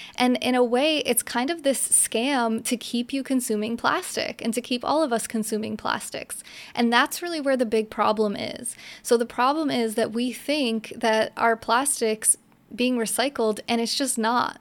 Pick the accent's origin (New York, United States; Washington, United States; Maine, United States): New York, United States; upstate; moved away as an adult; also born or lived in New Jersey; now in Florida, United States; I grew up in upstate New York